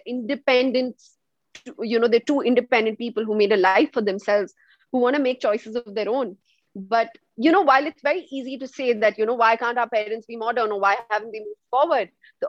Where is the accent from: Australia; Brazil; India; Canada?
India; as an Indian